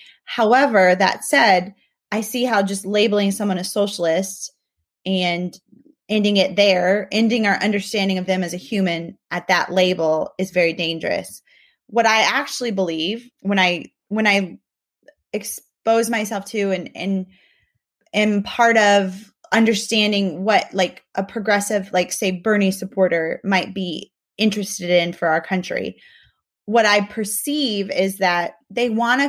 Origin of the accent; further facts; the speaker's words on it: Mexico; moved away; I'm really thankful for not just my upbringing growing up in Mexico, but also living and working in other countries